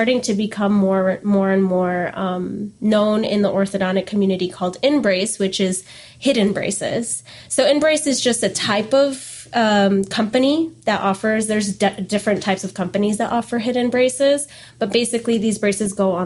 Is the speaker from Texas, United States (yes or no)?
no; Port St. Lucie, Florida, United States; also born or lived in Canada / Denver; I grew up in the Port St. Lucie area, and I always kind of saw it as home